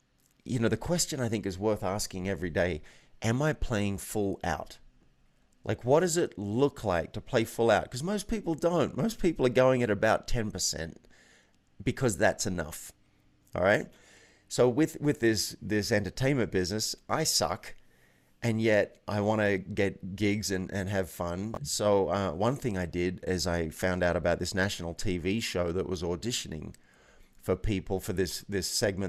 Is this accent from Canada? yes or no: no; Australia; moved away as an adult; now in New York, United States; Like, here I was 24 with an office on Park Avenue. That was crazy. I moved from Australia, and I just wasn't very happy.